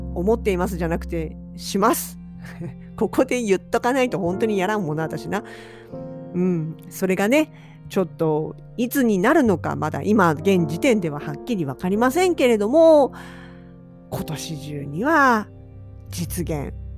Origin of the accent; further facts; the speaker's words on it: eastern Kanagawa, Japan; now in Hokkaido, Japan; 私の出身地は神奈川県東部、まあ、川崎とか横浜とかあちらの方で生まれ育ってます